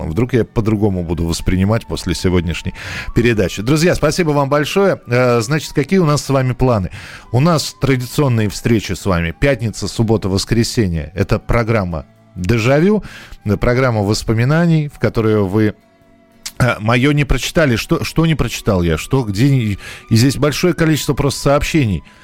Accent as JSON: {"language": "Russian", "region": "Moscow", "country": "Russia", "tie": "born or raised there", "said": "так как я рос в Москве, собирали мы грибы в Подмосковье."}